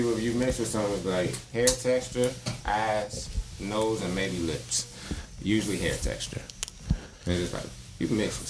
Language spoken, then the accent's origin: English; United States; I'm from America